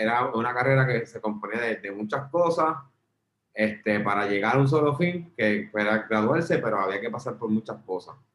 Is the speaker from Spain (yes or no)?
no; Mayagüez, Puerto Rico; also born or lived in Ponce; yo soy natural de Mayagüez.